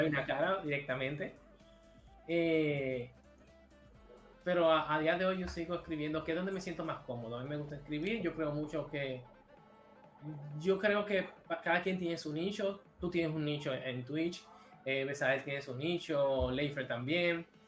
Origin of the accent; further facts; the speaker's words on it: Dominican Republic; moved away as an adult; now in Barcelona, Spain; Soy de República Dominicana, específicamente de Villamella